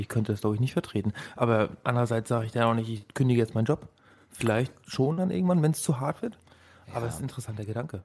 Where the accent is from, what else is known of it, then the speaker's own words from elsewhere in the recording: Rostock, Mecklenburg-Vorpommern, Germany; now in Berlin, Germany; Ich bin aus Rostock hier. Ähm, ich habe mich schon so ein bisschen äh, einberlinert.